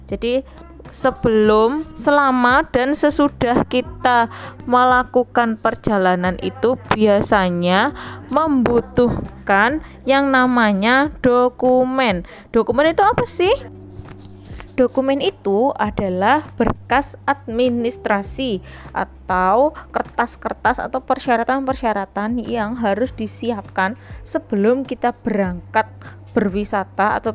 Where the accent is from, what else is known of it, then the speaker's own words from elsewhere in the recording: Surabaya, East Java, Indonesia; Jadi mungkin kita sebagai orang Surabaya kepengen melihat sesuatu yang tidak ada di Surabaya.